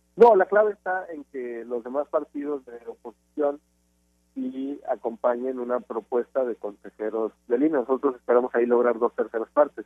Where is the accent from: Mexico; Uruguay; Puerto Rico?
Mexico; Guadalajara, Jalisco; Yo soy de Guadalajara